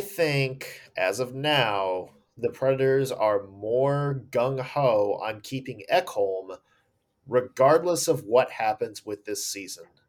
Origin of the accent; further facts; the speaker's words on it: Nashville, Tennessee, United States; now in Ohio, United States; I am from Nashville.